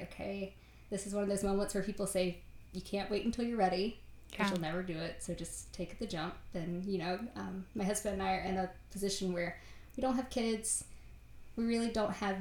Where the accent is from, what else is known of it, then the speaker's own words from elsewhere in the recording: Virginia, United States; now in North Carolina, United States; I grew up in Virginia